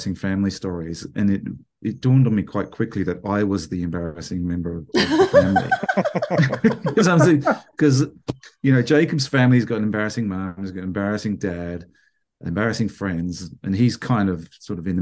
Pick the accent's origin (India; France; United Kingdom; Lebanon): United Kingdom; England; now in Bendigo, Australia; I grew up in England